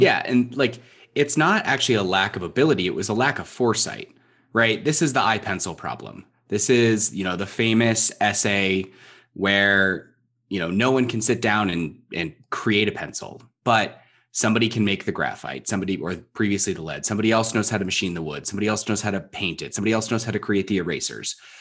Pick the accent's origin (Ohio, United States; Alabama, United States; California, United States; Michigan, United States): California, United States; Southern; I grew up in Southern California